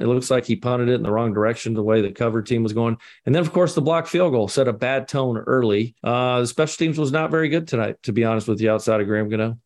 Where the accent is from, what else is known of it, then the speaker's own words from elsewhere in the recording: Scotland, United Kingdom; I'm the Scotsman